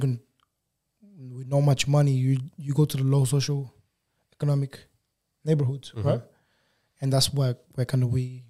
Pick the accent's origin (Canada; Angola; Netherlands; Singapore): Angola; born there; So I was born in Angola. My mom and my dad, they both from Angola as well.